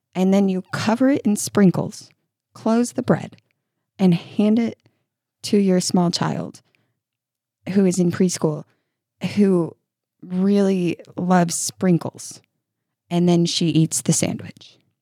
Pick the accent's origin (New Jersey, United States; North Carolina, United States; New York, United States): New York, United States; moved away as an adult; now in Kentucky, United States; I grew up in New York by the Hudson